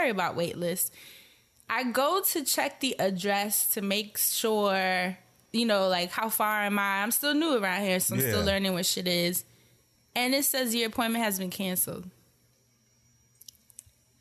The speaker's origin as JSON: {"language": "English", "region": "New York", "country": "United States", "moved": "as an adult", "lives_now": "Portland, United States", "said": "I come from New York"}